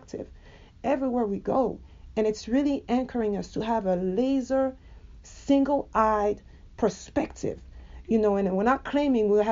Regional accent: France; moved away as an adult; now in United States; I was born and raised in France and I came to the US 15 years ago

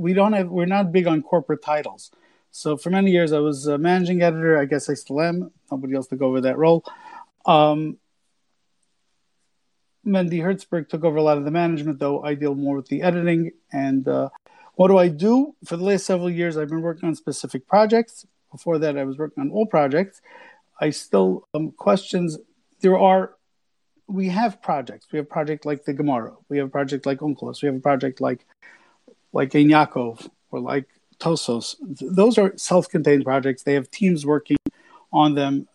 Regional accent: New York City, New York, United States; I grew up in Borough Park

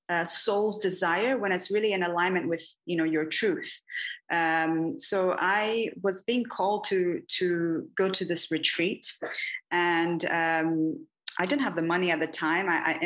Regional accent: Bahia, Brazil; I'm from Bahia, from the Northeast. I'm not on the coast. I'm not sure if you're familiar with that, but it's a very mystical, very magical, and filled with mysticism and occult.

